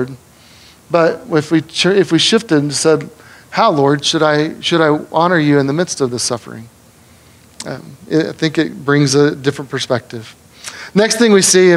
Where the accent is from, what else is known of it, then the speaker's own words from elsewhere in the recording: United States; as American Western people